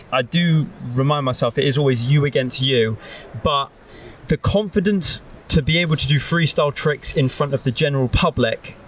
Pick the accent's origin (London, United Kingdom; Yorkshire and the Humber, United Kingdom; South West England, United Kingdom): South West England, United Kingdom; Bristol; moved away as an adult; also born or lived in High Wycombe, Buckinghamshire; now in Manchester, United Kingdom; So I was born in High Wycombe, Buckinghamshire. I moved to Bristol at the age of 4. Lived most of my life in the north half of Bristol.